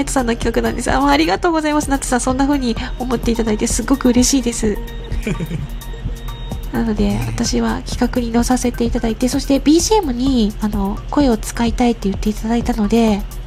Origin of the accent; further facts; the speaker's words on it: Kyushu, Japan; 本当に私の地元って田舎なんですけど